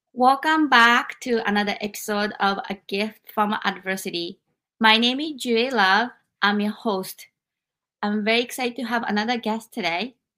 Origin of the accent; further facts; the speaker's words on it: Japan; now in United States; I experienced all of this growing up in Japan. And I came to America